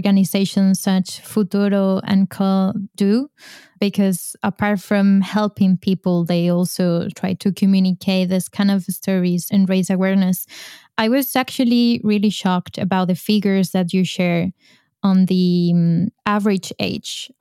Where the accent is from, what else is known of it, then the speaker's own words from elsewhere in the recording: Spain; moved away as an adult; now in Brussels, Belgium; I'm from Spain and I moved to Brussels to look for a better life